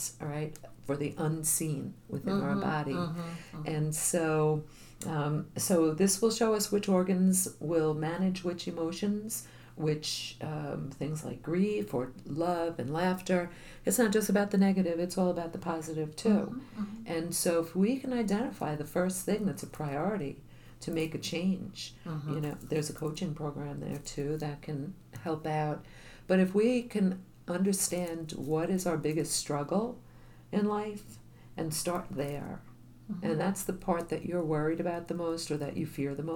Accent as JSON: {"language": "English", "region": "New York", "country": "United States", "accent": "New York", "moved": "yes", "lives_now": "Florida, United States", "said": "I'm still a New York girl through and through, and I'm still getting compliments on my accent"}